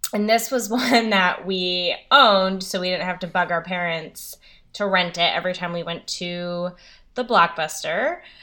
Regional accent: New England, United States; I'm from New England, the East Coast

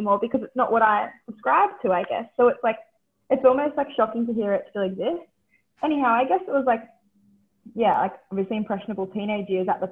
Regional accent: Central Coast, New South Wales, Australia; I grew up on the Central Coast of New South Wales

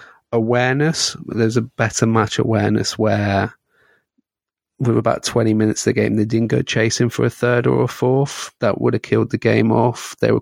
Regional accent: Scotland, United Kingdom; As a Scotsman, we've got Israel and Faroe Islands, so that should be quite fun.

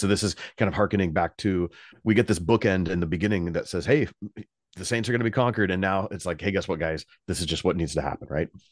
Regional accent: United States; my own country

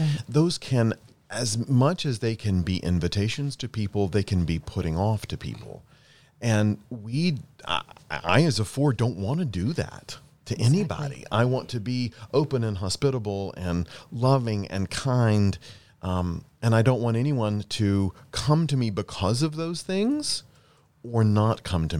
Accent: Mississippi, United States; he said, well, where are you from? And I said, I'm from Mississippi. And he said, well, I don't hear an accent.

